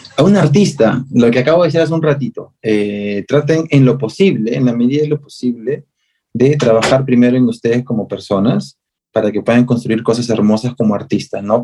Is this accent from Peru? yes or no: yes; Peru; a nosotros nos define, no solo como peruanos